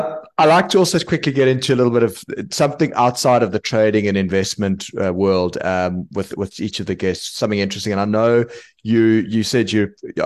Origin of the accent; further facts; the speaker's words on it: South Africa; I'm from South Africa.